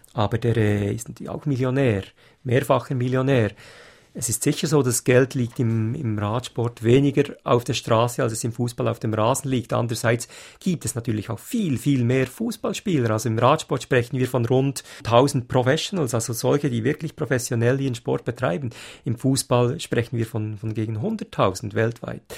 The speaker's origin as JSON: {"language": "German", "country": "Switzerland", "said": "als Schweizer"}